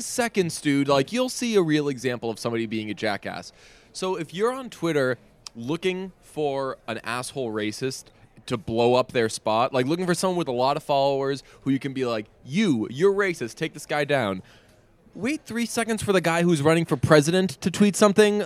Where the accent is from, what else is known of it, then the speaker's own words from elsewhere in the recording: Boston, Massachusetts, United States; I'm half Irish and I'm also from Boston